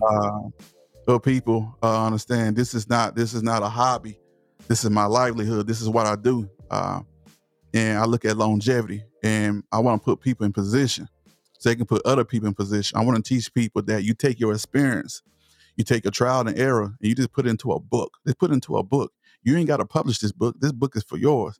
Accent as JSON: {"language": "English", "town": "Palestine", "region": "Texas", "country": "United States", "accent": "Southern", "said": "I'm from East Texas. I'm from Palestine, Texas. So, I speak with a Southern accent"}